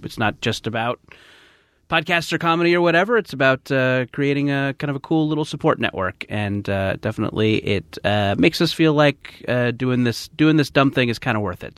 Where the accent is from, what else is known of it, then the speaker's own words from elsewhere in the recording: United States; we Americans